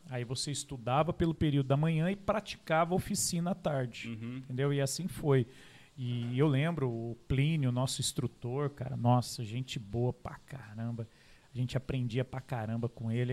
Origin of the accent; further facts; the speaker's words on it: Caçapava, São Paulo, Brazil; also born or lived in São José dos Campos; nasci aqui em São José dos Campos, uhum. né? Aí depois, com uns oito anos, fui Uh, fomos né, para Caçapava